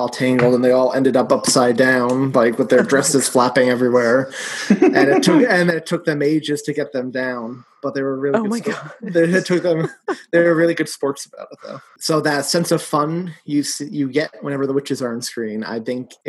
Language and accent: English; New York, United States; I'm from New York